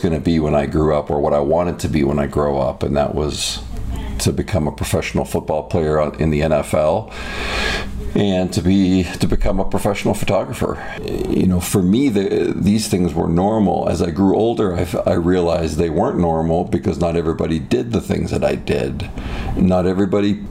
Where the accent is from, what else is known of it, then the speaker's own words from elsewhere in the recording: Toronto, Ontario, Canada; now in United States; my childhood was great. It was just it was in the Greater Toronto area